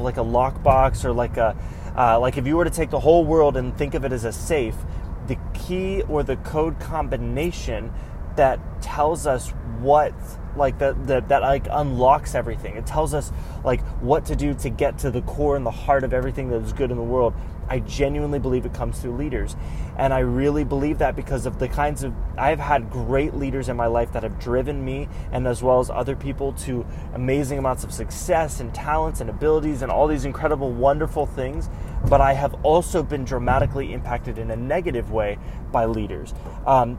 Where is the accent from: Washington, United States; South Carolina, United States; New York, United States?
South Carolina, United States; Greenville; also born or lived in Central Florida; now in Florida, United States; I grew up in South Carolina